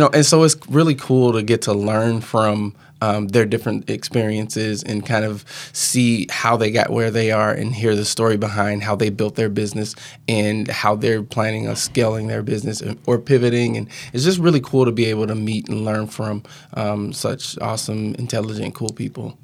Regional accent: Mounds, Illinois, United States; moved away; also born or lived in Wisconsin; I grew up in Southern Illinois, um, small town called Mounds, Illinois

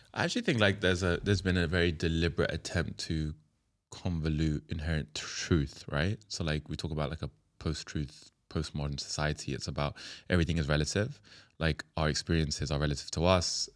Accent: London, United Kingdom; I'm a London boy, born and raised, but I'm Yemeni, Indonesian, Kenyan, Pakistani

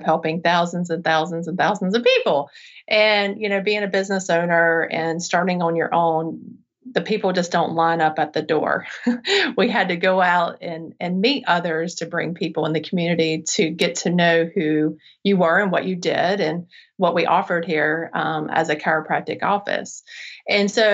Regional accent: Charlotte, North Carolina, United States; I'm from the Charlotte area, so I came back and wanted to start my practice here because I knew this area didn't have what I needed when I was a child

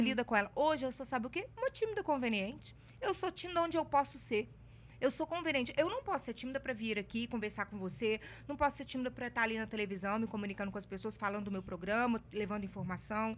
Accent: Ouro Preto, Minas Gerais, Brazil; now in Belo Horizonte, Brazil; Mas eu não sou de Belo Horizonte. Eu sou do interior. Eu nasci em Ouro Preto

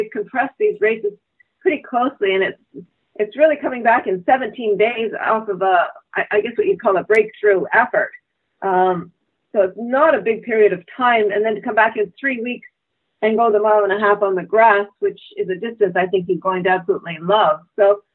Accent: Canada; as a Canadian racing

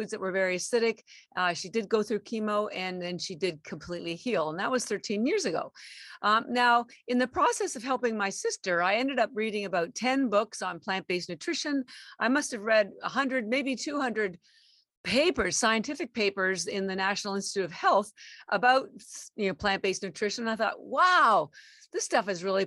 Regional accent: Canada; moved away as an adult; now in Boston, United States; I live in Boston and I've been here almost 33 years, but I am actually Canadian

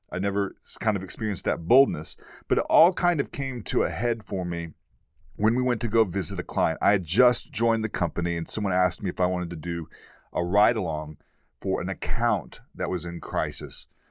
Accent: East Texas, United States; moved away; I'm from East Texas originally. I'm from the boondocks. I'm from the deep south.

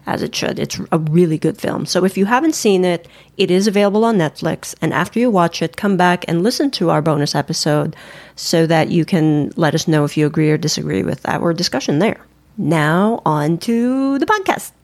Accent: Philippines; I'm Filipino. We're Filipinos

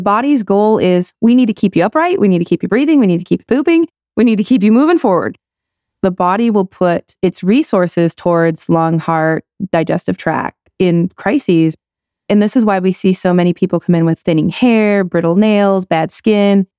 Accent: Michigan, United States; I grew up in Michigan.

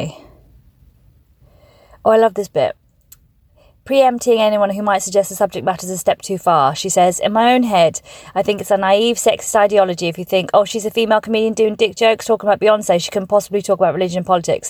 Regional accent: Farnborough, South East England, United Kingdom; moved away; also born or lived in Birmingham; I was born in Birmingham, but raised in Farnborough.

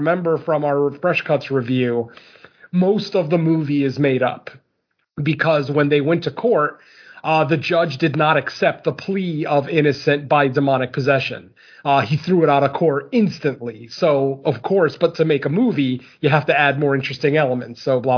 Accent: Connecticut, United States; I'm from Connecticut

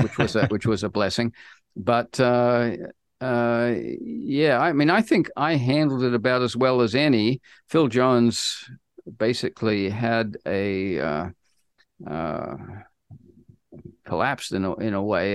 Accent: New Zealand; moved away as an adult; also born or lived in United States; I grew up in New Zealand

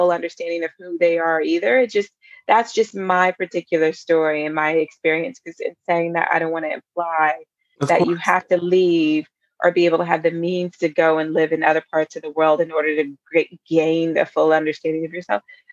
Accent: Virginia, United States; moved away as an adult; also born or lived in Germany / New York; now in London, United Kingdom; I grew up in Virginia

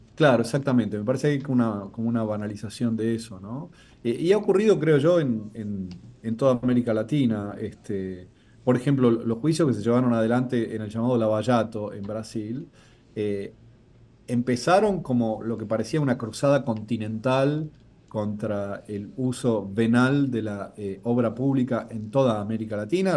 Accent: Argentina

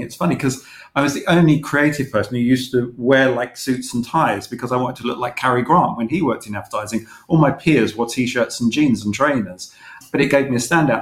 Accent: London, United Kingdom; I grew up in East London

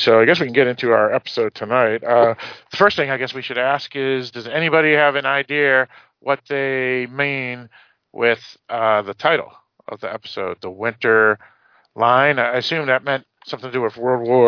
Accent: United States; accent: mix of Boston and Manchester (New Hampshire); the accent is like a warped version of Boston and Manchester combined

